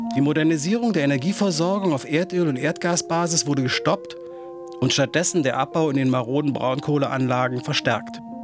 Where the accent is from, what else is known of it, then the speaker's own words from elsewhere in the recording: Halle, Saxony-Anhalt, Germany; 48 und ich bin in Halle an der Saale in der DDR aufgewachsen